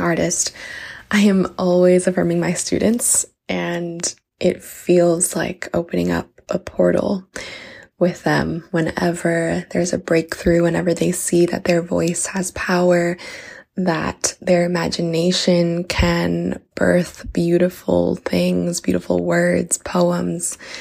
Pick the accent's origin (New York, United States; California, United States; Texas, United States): New York, United States; New York City; I'm from Bronx, New York